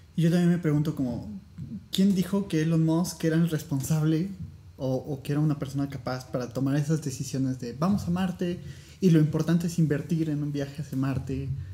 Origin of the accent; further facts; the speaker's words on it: Puebla, Mexico; los dos somos de Puebla